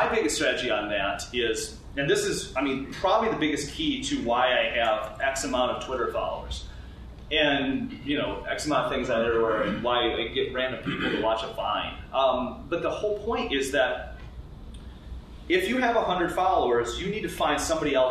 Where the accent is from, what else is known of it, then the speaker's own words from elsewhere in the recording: United States; we're American